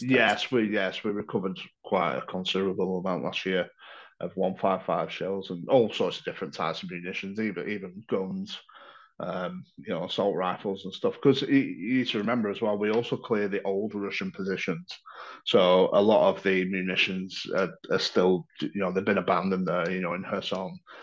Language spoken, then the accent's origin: English; Blackburn, North West England, United Kingdom; moved away as an adult; now in Ukraine; I'm from Blackburn originally